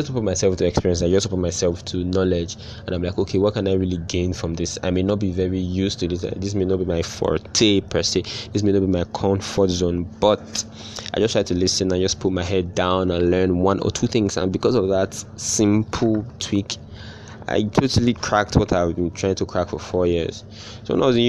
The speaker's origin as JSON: {"language": "English", "region": "Edo", "country": "Nigeria", "tie": "born or raised there", "moved": "yes", "lives_now": "Lagos, Nigeria", "said": "growing up in Edo State, where I was not used, like, traffic is not a big deal where I grew up"}